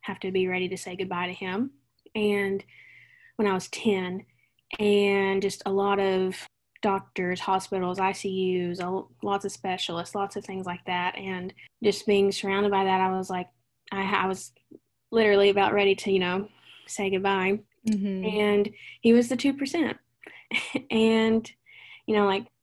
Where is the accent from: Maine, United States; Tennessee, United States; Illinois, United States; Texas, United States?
Tennessee, United States; Jamestown; moved away as an adult; also born or lived in Nashville, Tennessee / Coastal Carolina University, South Carolina; I was born in Nashville, raised in Jamestown, little bitty town in the middle of nowhere in Tennessee